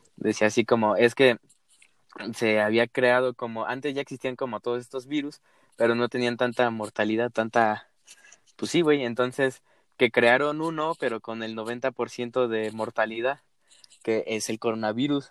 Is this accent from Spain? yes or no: no; Mexico; uno como mexicano